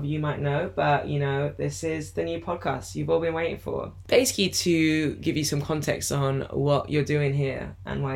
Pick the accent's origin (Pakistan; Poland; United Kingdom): United Kingdom; London; moved away; also born or lived in France; I was born in London and grew up partially in France